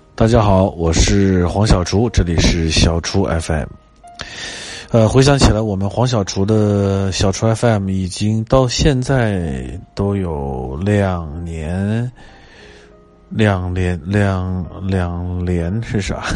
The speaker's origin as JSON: {"language": "Chinese", "region": "Beijing", "country": "China", "tie": "born or raised there", "also_born_or_lived": "Nanchang, Jiangxi", "said": "到六岁，啊，一九七七年，呃，来到了北京"}